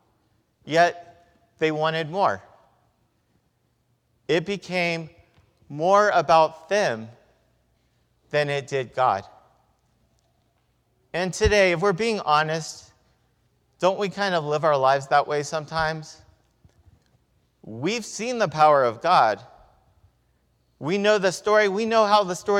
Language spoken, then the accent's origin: English; Victorville, California, United States; When I was growing up in Victorville